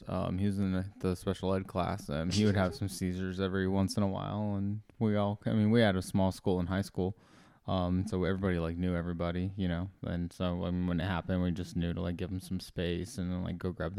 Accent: Fresno, California, United States; Fresno, where you have your shows coming out, dude.

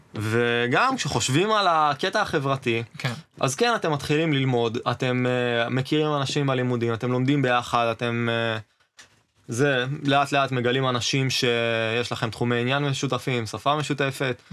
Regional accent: Northern Israel, Israel; moved away as an adult; now in Beersheba, Israel; במקור אני מהצפון אבל עכשיו אני באר שבעי

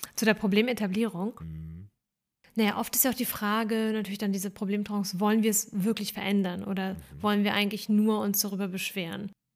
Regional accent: Germany; born or raised there; also born or lived in Ukraine

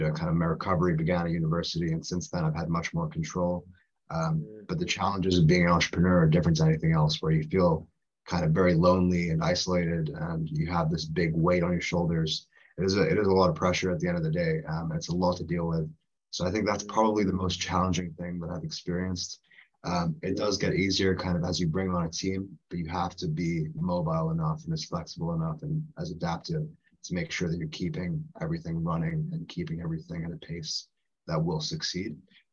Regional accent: Singapore; accent: international school; also born or lived in India; now in United Kingdom; I'm from India originally, but I grew up in Singapore mainly for 10 years. And I went to international school there, which explains the accent. But I'm now a British passport, and I'm here in the UK for the time being.

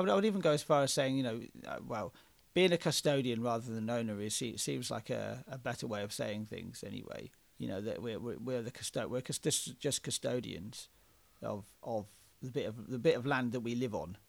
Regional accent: Oxford, South East England, United Kingdom; we're two white blokes who are from Oxford in England.

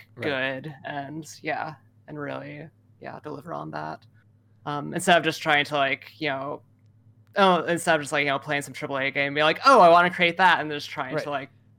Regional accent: Baltimore, Maryland, United States; moved away; I grew up in and around Baltimore

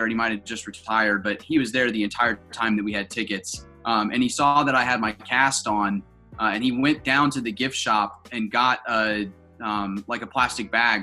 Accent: Charlotte, North Carolina, United States; now in South Carolina, United States; moving away from Charlotte and moving to South Carolina

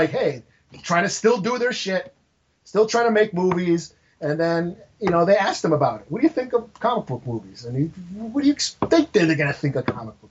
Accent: New York, United States; I'm fucking Italian from New York.

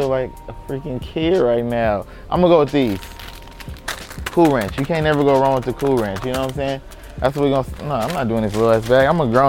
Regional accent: Compton, California, United States; I'm a rapper from Compton.

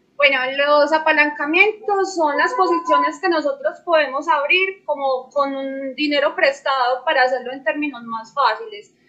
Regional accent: Medellín, Antioquia, Colombia; yo soy de Medellín, Colombia

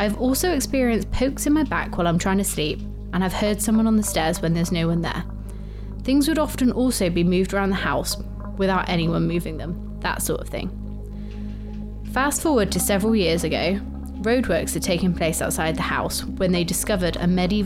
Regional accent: Bristol, South West England, United Kingdom; accent: Bristolian

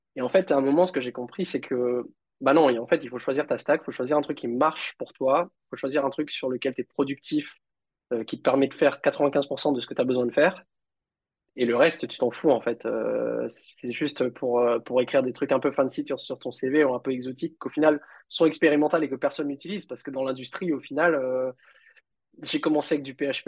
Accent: Réunion; j'ai grandi à La Réunion

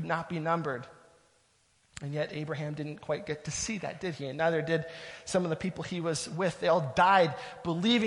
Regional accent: Southern Ontario, Canada; moved away as an adult; now in Ottawa, Canada; We're from Southern Ontario. That's where our family is

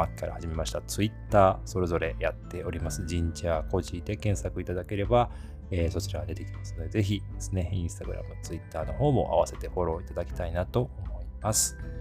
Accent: Osaka, Japan; moved away; 私実は大阪出身なんですけども

